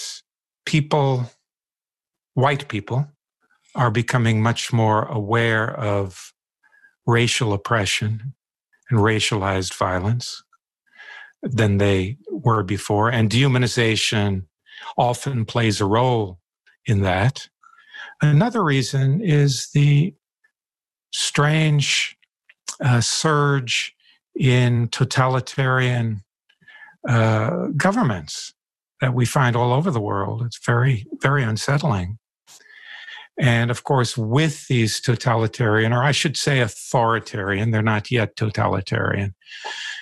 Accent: Deep South, United States; now in Maine, United States; I grew up in the Deep South in the 1950s and 60s

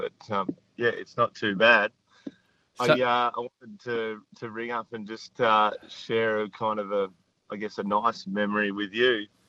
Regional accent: Victoria, Australia; now in Ballina, Australia; I grew up in Victoria

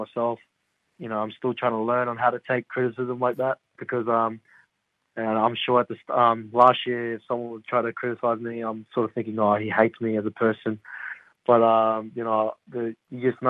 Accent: Gold Coast, Queensland, Australia; I'm from the Gold Coast, and my family's all live in the Goldie

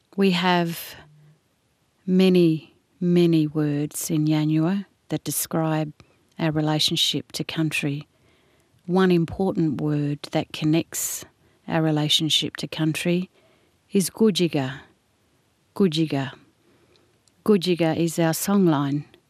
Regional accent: the Kimberley, Western Australia, Australia; from the Kimberleys, and Nyiganui is my language

